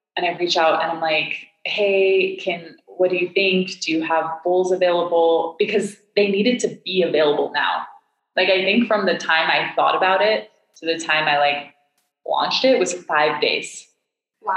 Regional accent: Hong Kong; also born or lived in Miami; now in Boulder, United States; I grew up in Hong Kong, and I um, I moved there when I was five

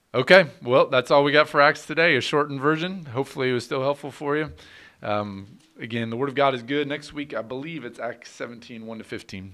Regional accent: United States; as American citizens

